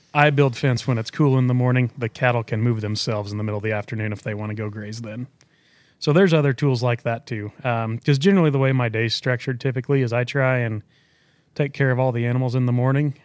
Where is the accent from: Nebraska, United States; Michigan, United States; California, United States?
Nebraska, United States; Culbertson; I'm from Culbertson, Nebraska, southwest corner of Nebraska, um, Hitchcock County